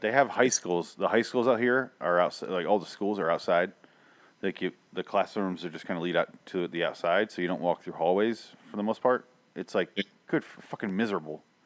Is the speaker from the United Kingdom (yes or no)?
no; Midwest, United States; I grew up in the Midwest